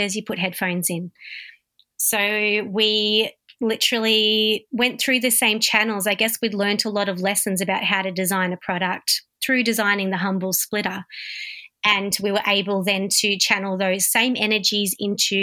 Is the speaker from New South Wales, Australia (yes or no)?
no; Warragul, Victoria, Australia; also born or lived in Melbourne; I was born in Warragul, raised in Warragul